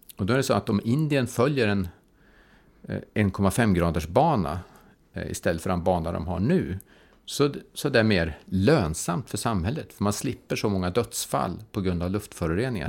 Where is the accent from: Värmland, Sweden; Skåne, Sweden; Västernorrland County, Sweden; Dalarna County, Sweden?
Värmland, Sweden; Karlstad; jag kommer från Karlstad